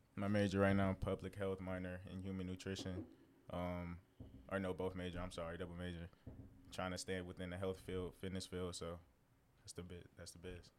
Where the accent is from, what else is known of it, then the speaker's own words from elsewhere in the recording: St. Louis, Missouri, United States; also born or lived in San Antonio, Texas; now in Kentucky, United States; I come from St. Louis